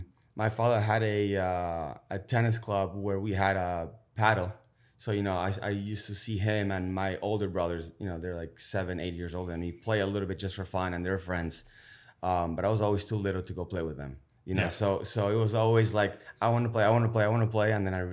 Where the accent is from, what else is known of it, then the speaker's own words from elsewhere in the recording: Buenos Aires, Argentina; Originally from Buenos Aires, Argentina.